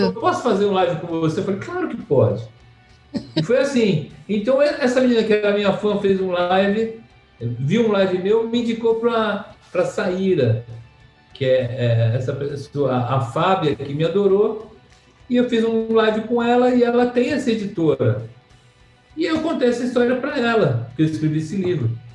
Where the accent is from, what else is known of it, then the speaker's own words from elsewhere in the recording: São Paulo, Brazil; Eu sou de Santa Cecília